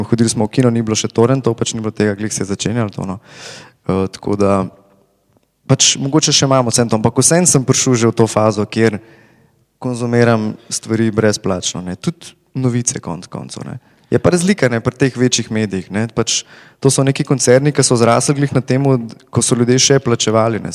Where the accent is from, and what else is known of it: Slovenia